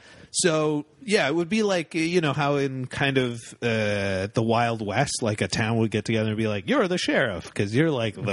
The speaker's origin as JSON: {"language": "English", "town": "Calgary", "region": "Alberta", "country": "Canada", "tie": "born or raised there", "moved": "yes", "said": "I grew up in Calgary"}